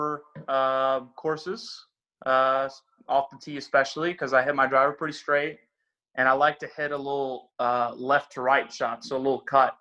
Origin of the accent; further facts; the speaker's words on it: Norway; moved away; I'm from Norway, so it's a little cooler. And I remember my first few years coming over here